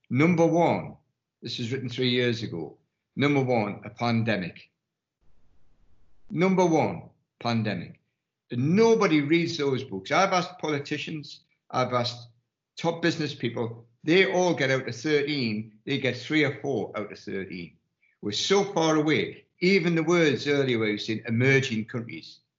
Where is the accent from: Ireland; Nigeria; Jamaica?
Ireland; I was going to say I'm an Irishman, but I've got to, I am.